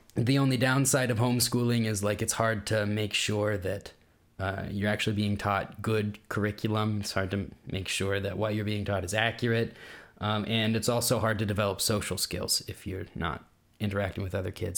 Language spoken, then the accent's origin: English; Kansas, United States; accent: American; moved away as an adult; also born or lived in Washington / Berlin, Germany; now in Germany; we had just moved to Kansas. I was born in Washington. Uh, we had just moved to Kansas, where my mom's from